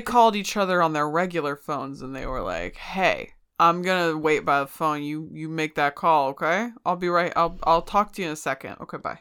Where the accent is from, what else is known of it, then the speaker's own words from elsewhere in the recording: United States; I'm in America, I'm from America